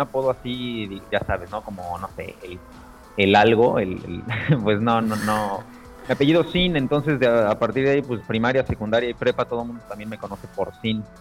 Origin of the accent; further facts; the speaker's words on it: Aguascalientes, Mexico; moved away as an adult; also born or lived in Puebla, Mexico; now in Madrid, Spain; Soy de Aguascalientes, de México. Inicialmente nací en Ciudad de Puebla, pero bueno, he vivido en Aguascalientes toda mi vida